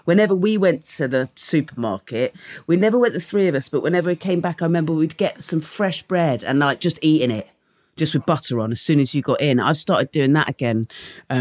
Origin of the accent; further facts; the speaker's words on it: Dorset, South West England, United Kingdom; my dad worked in London, but I grew up in Dorset